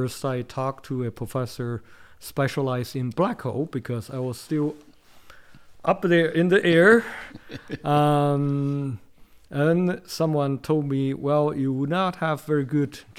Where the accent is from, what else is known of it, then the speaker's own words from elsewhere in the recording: Beijing, China; I was born in Beijing and grew up in Beijing